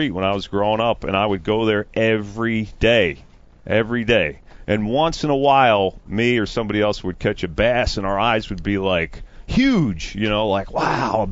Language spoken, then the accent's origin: English; New Jersey, United States; I'm from North Jersey, right? And that is metro New York. I'm not near New York, but, you know, I grew up kind of outside the city in a weird way